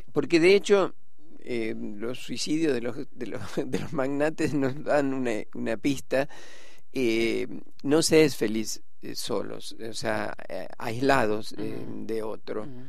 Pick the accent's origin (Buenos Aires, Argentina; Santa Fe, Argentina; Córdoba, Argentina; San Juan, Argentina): Santa Fe, Argentina; Rosario; moved away; yo, soy de Rosario, ¿no? Y, y fui a Rosario, fui a la catedral que era que un lugar donde en la infancia iba siempre